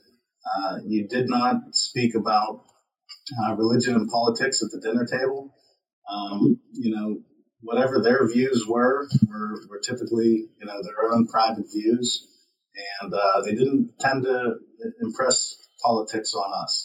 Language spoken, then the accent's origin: English; Pittsburgh, Pennsylvania, United States; I came from Brookline, which is in the South Hills of the actual city of Pittsburgh proper. And I grew up there